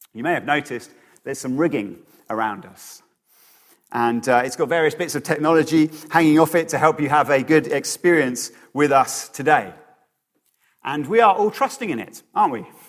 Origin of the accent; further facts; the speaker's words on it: Bedford, East of England, United Kingdom; my hometown of Bedford